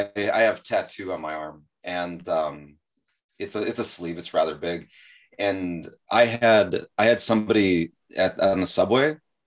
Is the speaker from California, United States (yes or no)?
no; Chicago, Illinois, United States; now in South Korea; I came from Chicago too, so maybe that's why.